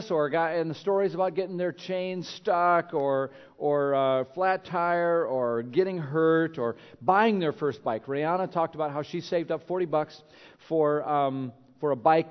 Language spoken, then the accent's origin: English; Minnesota, United States; moved away; When I grew up in Minnesota, we had different kinds of bikes there with all the snow and cold